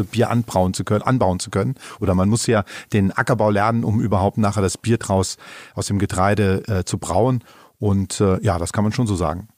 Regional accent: Eifel, Germany; hier bei uns in der Eifel

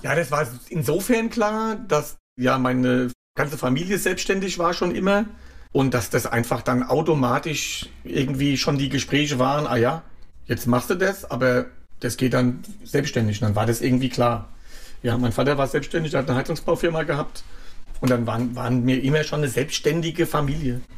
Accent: Klein-Winternheim, Rhineland-Palatinate, Germany; also born or lived in Wiesbaden / Saulheim / Ingelheim; now in Schwabenheim, Germany; Die Kindheit war in Reuhesse, genau. Ja. In Kleinwindernheim und Saulheim, dann Ingelheim und jetzt Schwabenheim

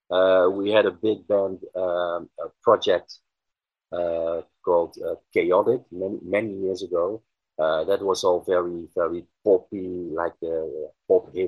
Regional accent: Netherlands; English is a second language; I'm a composer from the Netherlands.

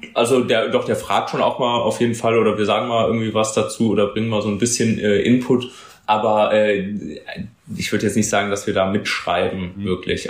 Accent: Cologne, North Rhine-Westphalia, Germany; Köln ist für mich äh, tatsächlich, äh, wenn sie, auch wenn sich das ein bisschen kitschig anhört, meine Heimat, da wohne ich und habe äh, großen Freundeskreis, Familie

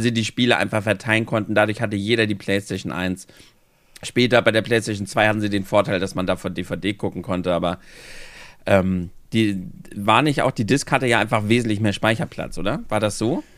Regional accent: Germany; bei uns in Deutschland

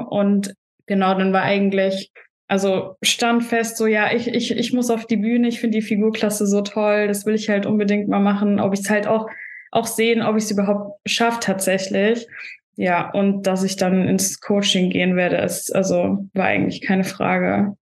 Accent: Stuttgart, Baden-Württemberg, Germany; moved away as an adult; now in Vienna, Austria; ich komme eigentlich aus Deutschland, aus Stuttgart und wohne auch erst seit zwei Jahren in Wien.

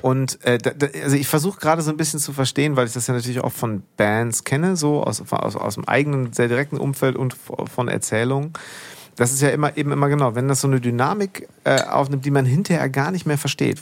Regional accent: Münster, North Rhine-Westphalia, Germany; ich nämlich bin groß geworden in Hiltrup, Münster-Hiltrup.

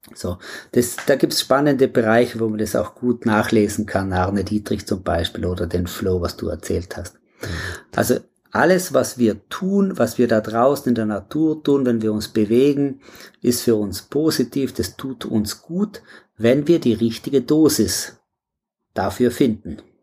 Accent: South Tyrol, Trentino-Alto Adige, Italy; Ja, ich komme aus Südtirol, da lebe ich auch und so direkt am Alpenhauptkamm im äh, Pflerstahl

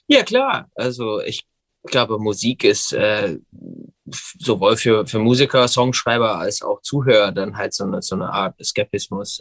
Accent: Gig Harbor, Washington, United States; German is a second language; now in Berlin, Germany; Ich komme aus der Nähe von Seattle, Washington. Ich bin in Gig Harbor, Washington groß geworden

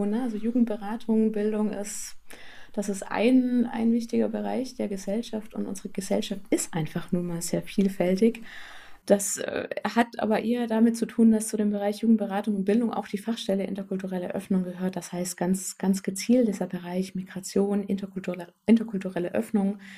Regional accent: Southern Germany, Germany; Ich komme selber nicht aus Thüringen, sondern komme aus Süddeutschland. Also habe auch meine eigene Binnenmigrationsgeschichte

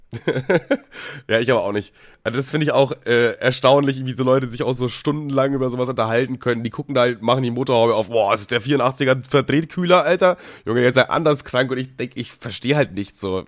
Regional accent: Bavaria, Germany; ich komme ja aus Bayern

